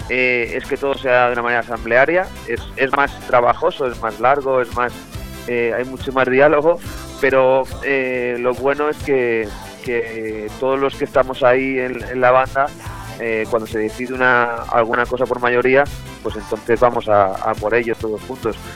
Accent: Montcada i Reixac, Catalonia, Spain; Eh, somos de Moncada y Resaca, al lado de Barcelona, una población a, 15 kilómetros del centro de Barcelona.

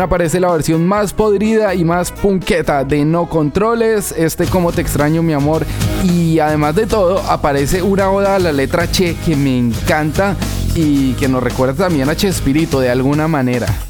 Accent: Colombia; Nosotros como buenos colombianos

